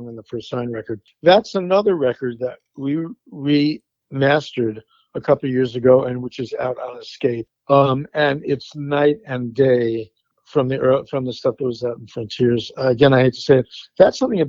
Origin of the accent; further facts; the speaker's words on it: Long Island, New York, United States; I grew up on Long Island